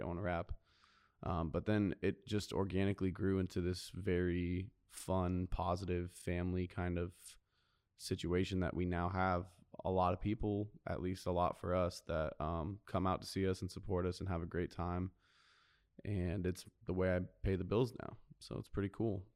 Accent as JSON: {"language": "English", "town": "Carlsbad", "region": "California", "country": "United States", "tie": "born or raised there", "also_born_or_lived": "Nashville, Tennessee / New Jersey", "said": "I grew up in Carlsbad. I was actually born in Nashville, Tennessee, and lived for a short time in New Jersey"}